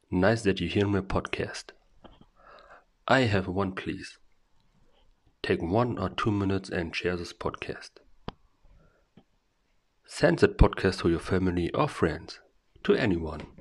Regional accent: Germany; from Germany.

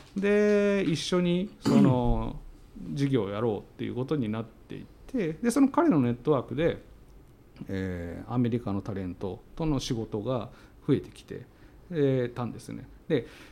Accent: Okayama, Japan; 僕の地元の岡山

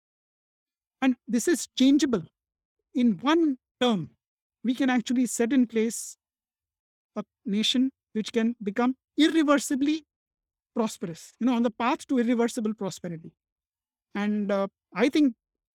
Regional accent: Mumbai, Maharashtra, India; also born or lived in Pune / United States; I was born in Mumbai. I'm basically Pune, but I grew up in Mumbai, Bombay at that time

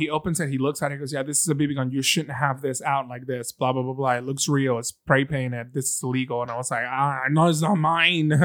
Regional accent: Venezuela; now in Birmingham, United States; I'm from Venezuela. My green card is in the front of my car.

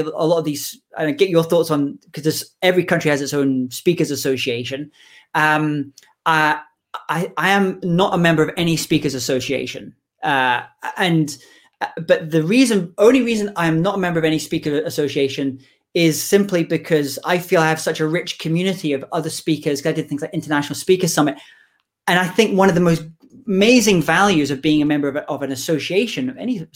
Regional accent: United Kingdom

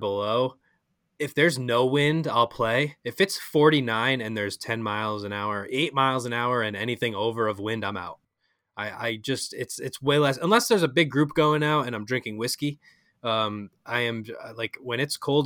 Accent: New England, United States; we're all from New England

